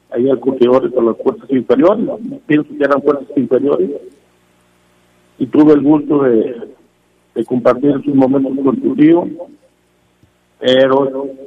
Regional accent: León, Guanajuato, Mexico; Eh, y soy leonés como no te imaginas.

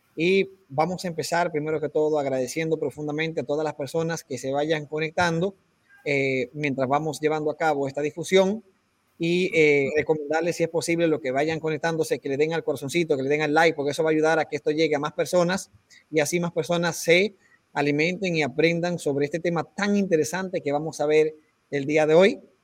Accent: Peru; como decimos aquí en Perú

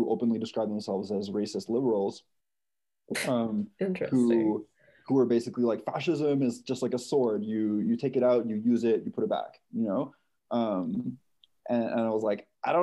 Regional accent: Canada; I'm Canadian

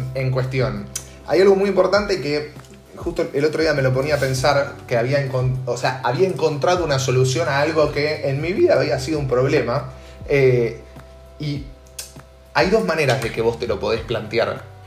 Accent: Buenos Aires, Argentina; yo soy un cheto de Belgrano que iba a colegio privado y vacacionaba en Punta del Este

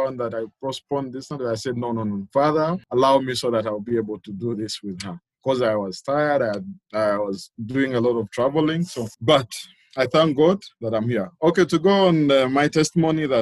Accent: Mukono, Central Region, Uganda; I'm from Uganda, Mukono to be specific.

